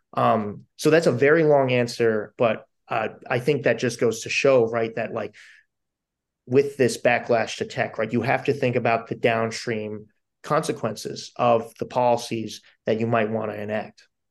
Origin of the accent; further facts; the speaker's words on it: Delaware County, Pennsylvania, United States; moved away; I grew up in Delco, but my mother plays in the Harrisburg Symphony